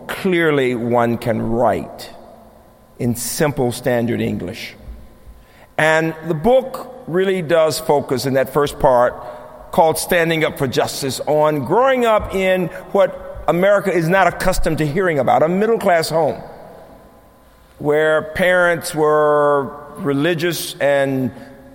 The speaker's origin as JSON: {"language": "English", "town": "Birmingham", "region": "Alabama", "country": "United States", "tie": "born or raised there", "moved": "yes", "said": "my own childhood growing up in Birmingham"}